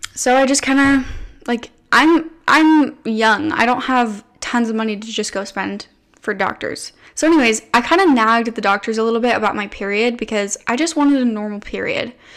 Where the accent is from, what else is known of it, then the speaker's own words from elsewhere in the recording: United States; I grew up living in America, eating your standard American processed, sugary, food-colored diet.